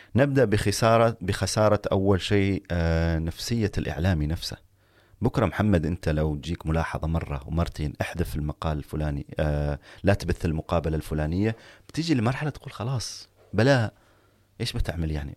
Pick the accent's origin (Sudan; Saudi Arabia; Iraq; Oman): Oman; نحن أبناء عمان